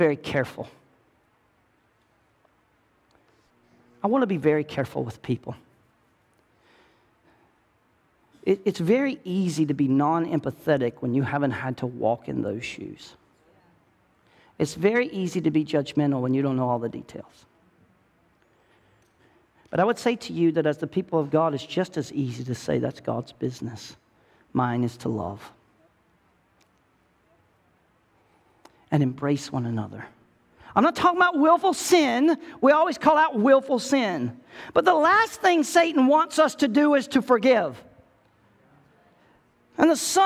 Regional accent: the South, United States; I'm from the South

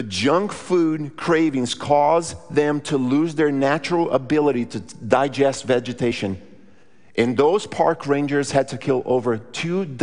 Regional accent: Brazil; moved away; I grew up in Brazil

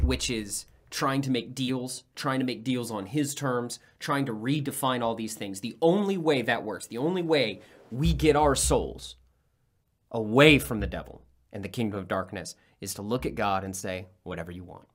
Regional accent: United States

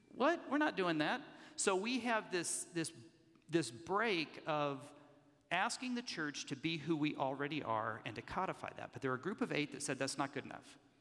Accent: Kansas City, Kansas, United States; I'm a third generation Methodist pastor from Kansas City, Kansas. Those of you know there are two Kansas cities, one on the Missouri side, and I'm on God's side of the state line in Kansas

